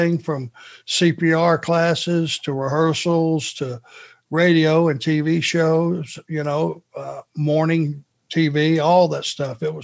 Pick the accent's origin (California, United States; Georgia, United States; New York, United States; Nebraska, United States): Georgia, United States; Rome; where I was raised in Rome, Georgia